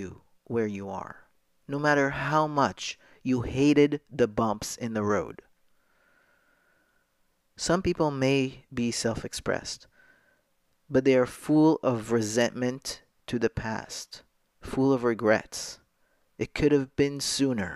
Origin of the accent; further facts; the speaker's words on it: Jerusalem, Jerusalem District, Israel; moved away as an adult; now in New York, United States; I was born a girl in Jerusalem to a traditional Moroccan Jewish family. I went to a religious school.